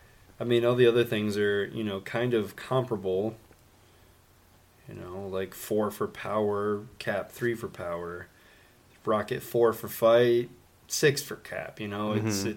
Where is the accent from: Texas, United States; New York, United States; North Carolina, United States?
New York, United States; Brooklyn; I'm a kid from Brooklyn. I'm going to be up every single time.